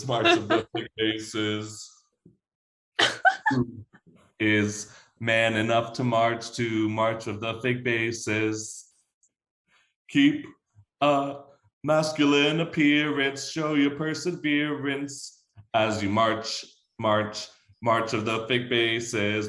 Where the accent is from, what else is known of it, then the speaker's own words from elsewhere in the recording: the South, United States; growing up in the South